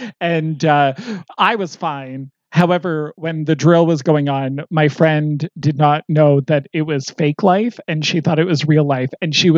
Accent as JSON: {"language": "English", "region": "East Coast", "country": "Canada", "tie": "born or raised there", "said": "I grew up on the East Coast."}